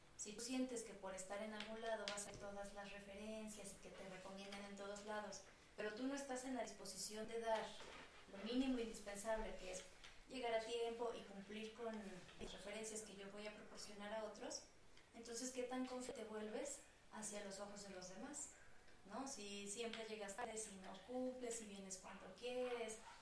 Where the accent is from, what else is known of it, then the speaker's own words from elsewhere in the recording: Aguascalientes, Mexico; moved away as an adult; also born or lived in Querétaro; now in Mexico City, Mexico; yo soy de Aguascalientes, tengo toda mi red de psicólogos de allá